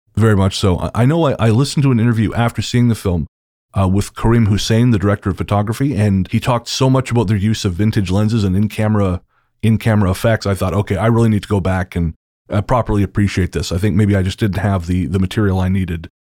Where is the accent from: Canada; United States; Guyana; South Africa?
Canada; I'm a, I'm a, also a Canadian author